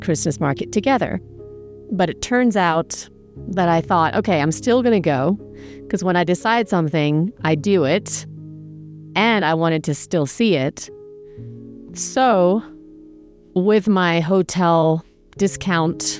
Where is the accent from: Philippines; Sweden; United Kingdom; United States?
United Kingdom; England; moved away; I grew up in England